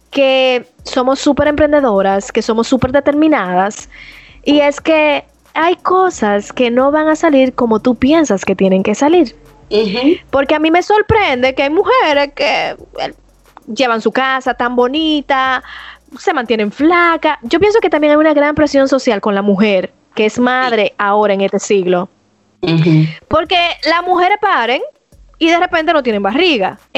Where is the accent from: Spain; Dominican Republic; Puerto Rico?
Dominican Republic; somos dominicanos, si tú eres dominicana, tu mano arriba